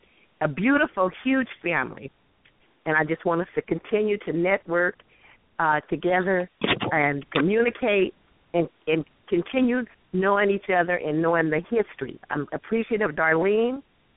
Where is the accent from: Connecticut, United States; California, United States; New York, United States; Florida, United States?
California, United States; Paso Robles; now in La Quinta, United States; growing up, him and my mom would always take our family from Paso Robles to Texas just about every year.